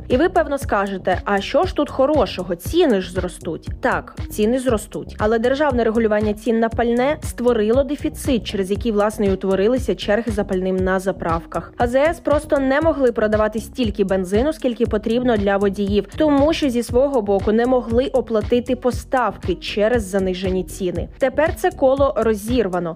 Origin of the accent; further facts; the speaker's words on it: Ukraine; Ми з України